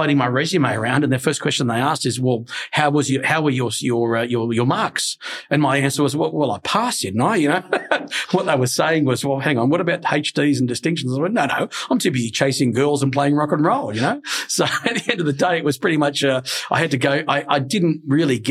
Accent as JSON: {"language": "English", "country": "Australia", "tie": "born or raised there", "said": "when I was a kid, growing up in an Italian family, of course, because we were very Italian. So of course, as a kid, you gravitate towards Australian food"}